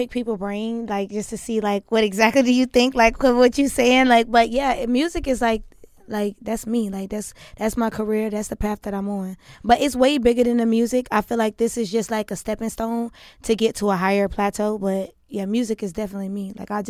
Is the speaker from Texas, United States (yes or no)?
no; Atlanta, Georgia, United States; I'm from Atlanta. Southside, Riverdale, stand up.